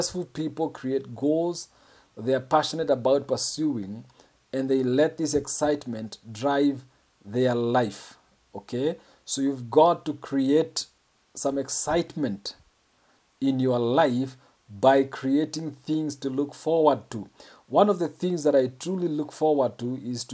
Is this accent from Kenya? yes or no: yes; Kenya; I'm a Kenyan